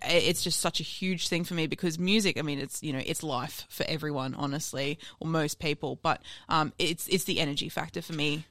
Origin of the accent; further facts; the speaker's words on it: Sunshine Coast, Queensland, Australia; moved away as an adult; also born or lived in America; I grew up on the sunny coast.